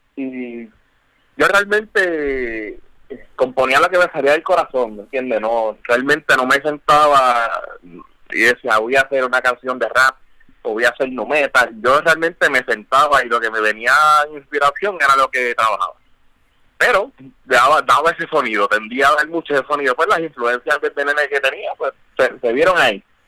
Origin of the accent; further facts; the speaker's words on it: Puerto Rico; Siendo puertorriqueño